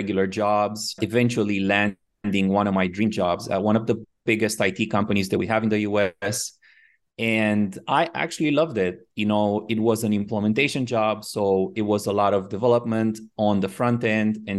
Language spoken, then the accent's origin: English; Romania; moved away as an adult; also born or lived in Miami, United States; now in Phuket, Thailand; I was born in Romania and I moved to the U.S. when I was about 23. So quite after I finished school